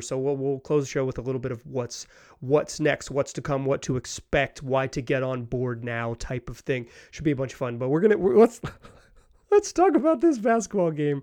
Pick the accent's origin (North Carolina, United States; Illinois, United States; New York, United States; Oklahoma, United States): North Carolina, United States; Chapel Hill; I am from Chapel Hill, North Carolina